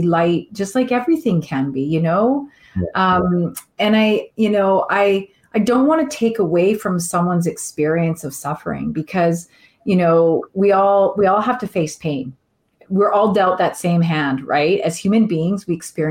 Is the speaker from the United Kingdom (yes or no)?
no; Canada; I am Canadian